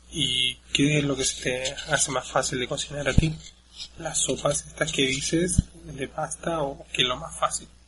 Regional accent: Chile; yo soy de Chile

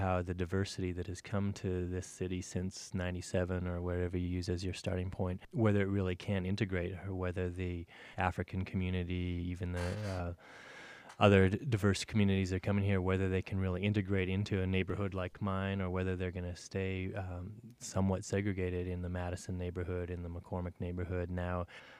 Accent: Verdun, Manitoba, Canada; now in Fargo, United States; I grew up in Verdun, Manitoba, Canada.

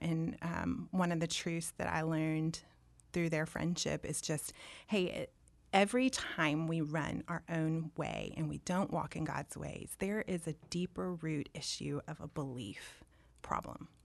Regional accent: Dallas, Texas, United States; also born or lived in Auburn; I was born and raised in Dallas

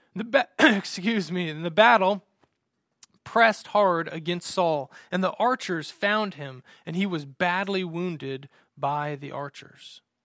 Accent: United States; I love being an American and living in America

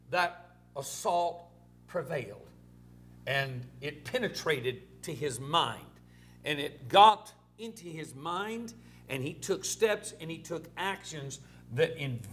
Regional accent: Orange, Texas, United States; it was Orange, Texas, my hometown, my mother's hometown.

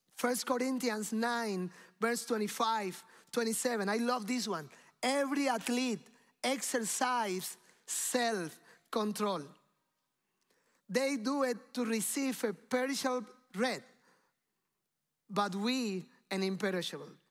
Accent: Cuba; moved away; I came from Cuba

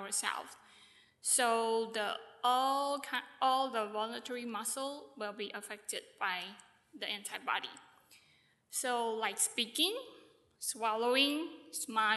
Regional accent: Taiwan; I'm from Taiwan.

